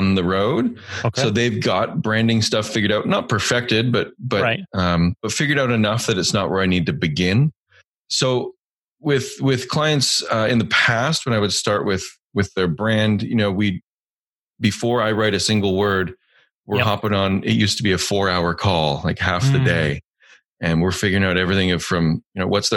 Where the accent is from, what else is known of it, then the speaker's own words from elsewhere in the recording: Canada; I'm Canadian